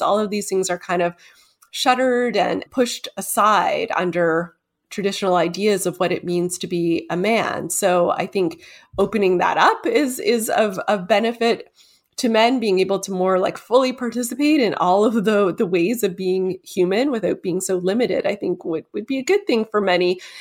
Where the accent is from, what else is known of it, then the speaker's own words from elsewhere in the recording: Toronto, Ontario, Canada; my hometown, Toronto